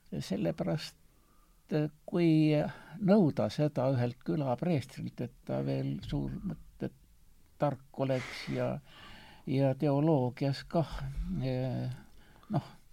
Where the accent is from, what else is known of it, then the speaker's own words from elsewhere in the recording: Estonia; ma olen eestlane